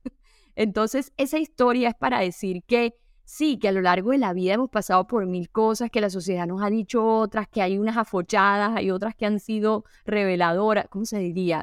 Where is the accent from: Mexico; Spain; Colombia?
Colombia; Caribbean coast of Colombia; Yo soy costeña